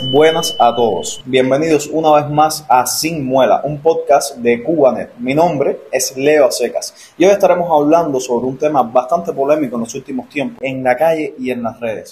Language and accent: Spanish; Cuba